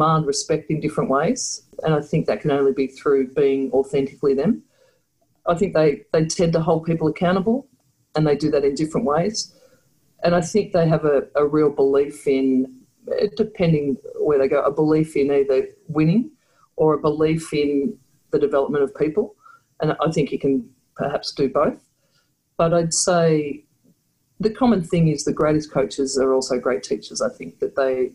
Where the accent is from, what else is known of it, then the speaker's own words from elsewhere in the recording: Victoria, Australia; moved away; also born or lived in Canberra; a basketball player growing up in Victoria, which is sort of the, I guess, the stronghold of basketball in Australia